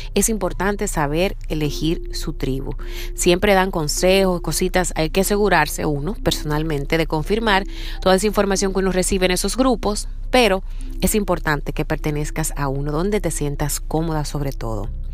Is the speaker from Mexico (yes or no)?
no; Dominican Republic; now in Seattle, United States; Soy dominicana y vivo en Seattle